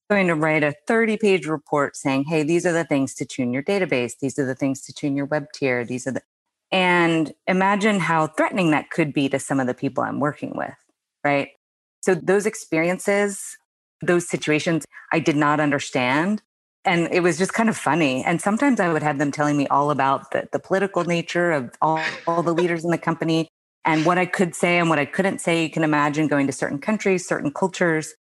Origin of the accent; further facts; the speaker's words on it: United States; moved away as an adult; also born or lived in Australia; the US, where is my home country